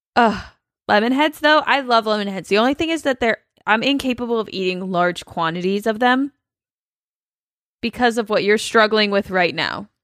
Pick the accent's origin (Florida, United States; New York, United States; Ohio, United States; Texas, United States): Ohio, United States; Cincinnati; my whole life growing up in Cincinnati